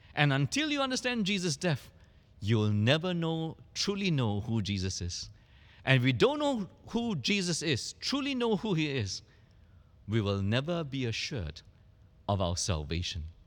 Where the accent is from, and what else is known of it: Singapore